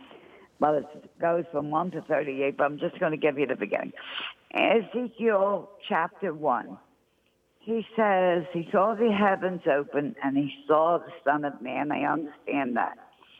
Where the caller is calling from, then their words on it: New Jersey, United States; South Jersey, Father.